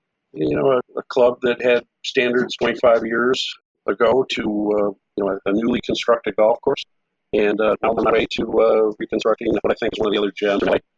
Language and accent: English; Chicago, Illinois, United States; moved away as an adult; also born or lived in Michigan; now in California, United States; I grew up in the Chicago area